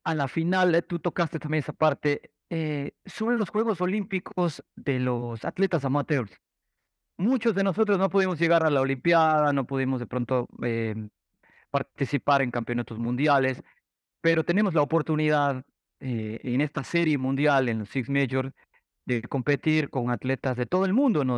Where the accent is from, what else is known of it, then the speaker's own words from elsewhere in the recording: Ecuador; moved away; regresé a Ecuador